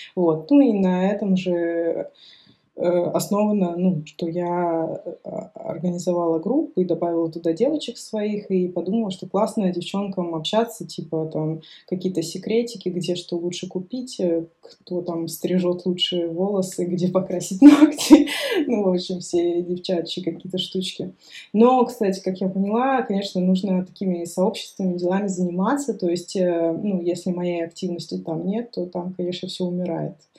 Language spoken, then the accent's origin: Russian; Saint Petersburg, Russia; also born or lived in Moscow; now in Aix-en-Provence, France; я сама, считайте, питерская